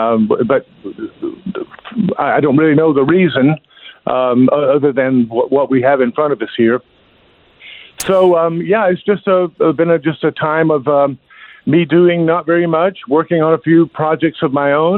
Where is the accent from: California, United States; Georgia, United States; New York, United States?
California, United States; now in South Carolina, United States; You know, I came from California to South Carolina